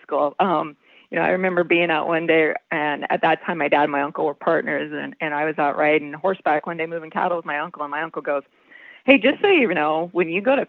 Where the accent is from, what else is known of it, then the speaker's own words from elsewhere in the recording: Lakeside, Nebraska, United States; I was raised here on the ranch. We started back in 1888